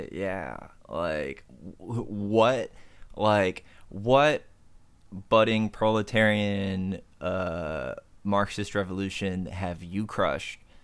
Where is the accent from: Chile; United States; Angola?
United States; I'm American